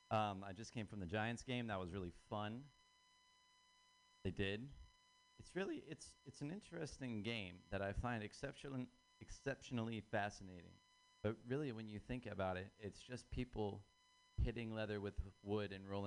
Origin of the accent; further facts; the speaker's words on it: Ireland; I'm Irish. Um, that's, that means that I'm uh, predisposition to be uh, killed by feelings or suppression of those.